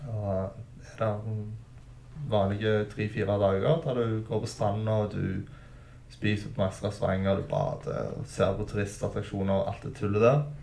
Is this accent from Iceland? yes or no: no; Stavanger, Rogaland, Norway; jeg vokste opp på Storhaug på tidlig 2000-tallet